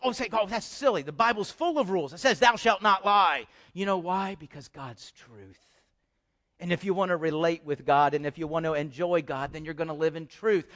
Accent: Houston, Texas, United States; also born or lived in Dallas; I grew up in Houston

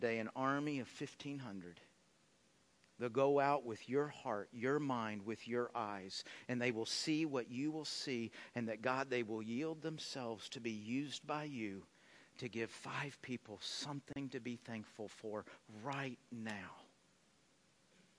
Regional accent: Texas, United States; I grew up in Texas

